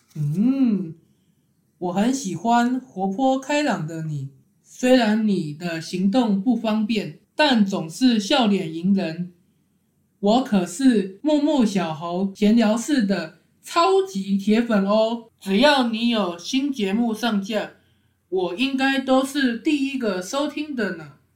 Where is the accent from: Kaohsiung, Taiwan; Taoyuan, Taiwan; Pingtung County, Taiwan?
Kaohsiung, Taiwan; now in Taipei, Taiwan; 我是高雄人，我在台北初生，小学五年级时，跟着爸爸妈妈和妹妹回高雄住。